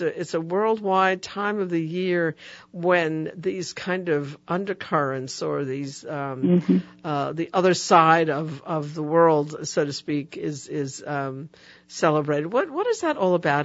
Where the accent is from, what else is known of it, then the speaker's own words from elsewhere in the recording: New York City, New York, United States; I was raised in the Bronx